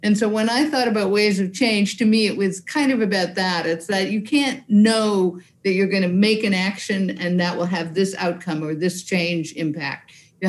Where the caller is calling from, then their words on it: Newburyport, Massachusetts, United States; I'm in Newburyport, Massachusetts in the U.S. So I'm right on the ocean, on the Atlantic Ocean.